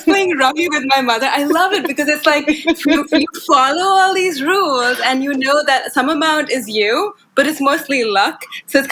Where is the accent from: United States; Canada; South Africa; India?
India; I grew up in India